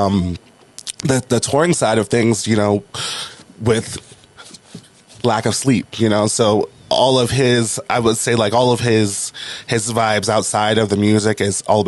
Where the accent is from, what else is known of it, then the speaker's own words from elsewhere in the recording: New Orleans, Louisiana, United States; also born or lived in Washington; now in Los Angeles, United States; I was born in New Orleans, Louisiana